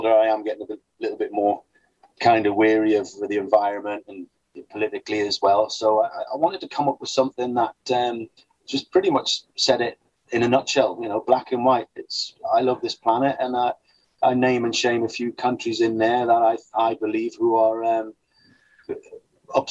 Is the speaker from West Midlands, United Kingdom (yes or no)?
no; Newcastle upon Tyne, North East England, United Kingdom; when I was younger and I was growing up in Newcastle, we used to have a child's home on our estate